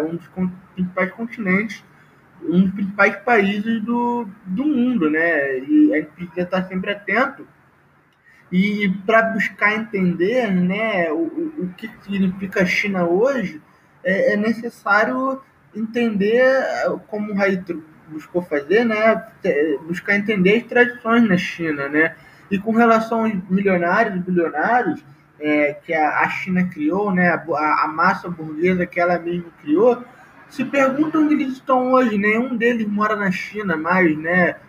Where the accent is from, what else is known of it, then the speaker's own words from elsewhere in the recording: Brazil; nós, enquanto brasileiro hoje